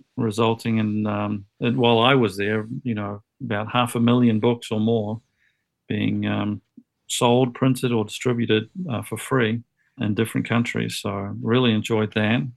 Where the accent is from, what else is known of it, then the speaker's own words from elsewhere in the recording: New Zealand; moved away as an adult; also born or lived in United States; I grew up in New Zealand